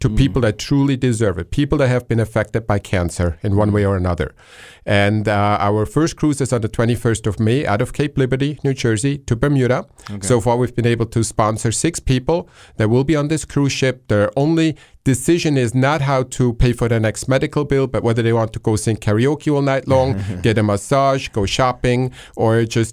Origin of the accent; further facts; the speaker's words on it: Switzerland; moved away; I grew up in Switzerland, walking distance to the airport.